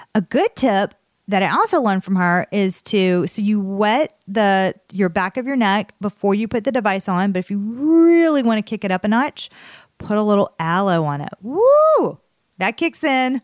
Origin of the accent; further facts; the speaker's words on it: the South, United States; accent: Southern; my Southern accent